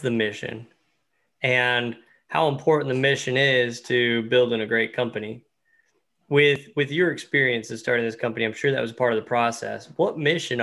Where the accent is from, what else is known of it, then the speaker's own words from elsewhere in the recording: East Tennessee, United States; I'm from East Tennessee